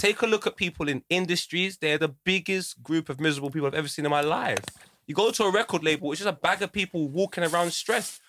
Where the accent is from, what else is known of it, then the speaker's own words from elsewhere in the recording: United Kingdom; I grew up in Fraleyland Estate. We all looked out for each other